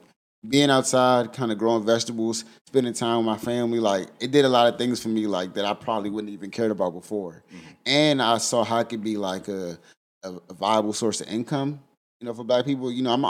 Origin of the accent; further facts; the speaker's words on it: Prince George's County, Maryland, United States; also born or lived in Washington, D.C.; now in Lexington, United States; I'm from PG County, I'm from Shelby, from Maryland.